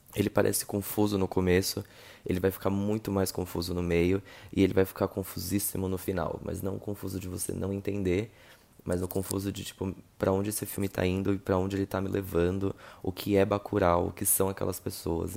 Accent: Rio de Janeiro, Brazil; eu sou do Rio

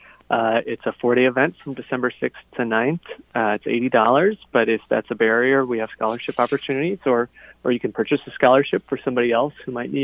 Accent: Kickapoo Valley, southwestern Wisconsin, United States; I grew up in the Driftless area, the Kickapoo Valley in southwestern Wisconsin

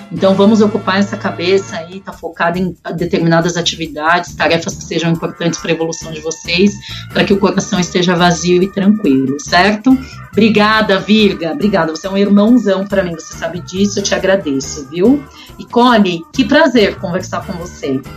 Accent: Brazil; Nós somos brasileiros

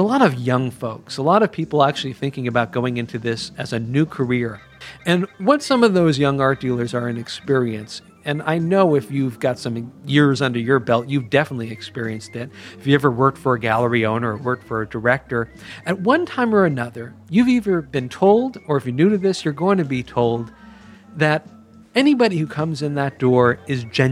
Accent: Culver City, California, United States; downtown Culver City, my hometown

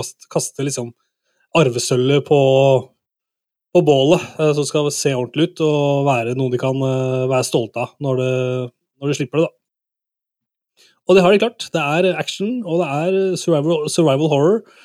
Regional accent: Toten, Innlandet, Norway; vi er fra Toten, noen av oss

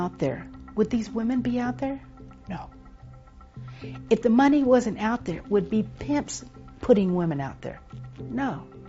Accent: Texas, United States; I was born and raised in Texas.

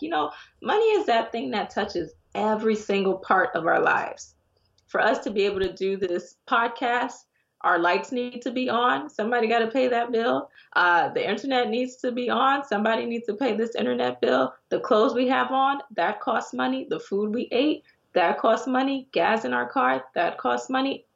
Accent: Miami, Florida, United States; moved away as an adult; also born or lived in Connecticut / Ghana; I'm originally from Miami, but I'd moved up to Connecticut

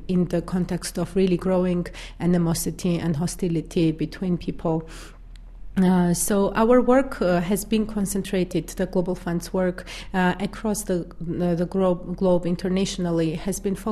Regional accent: Georgia; I come from Georgia, which is a small country in Eastern Europe or Western Asia

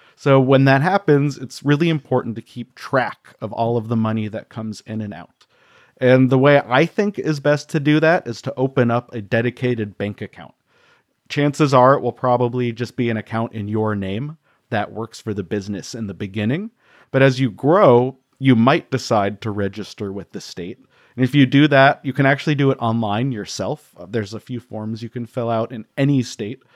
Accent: Colorado, United States; I grew up in Colorado, so skiing was part of what we wanted

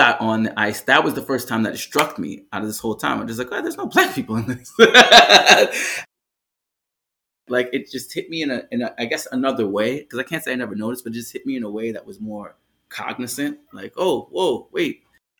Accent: New York City, New York, United States; first language Jamaican Patois; English is a second language; Well, I grew up in Brooklyn, but I grew up in a place called East Flatbush.

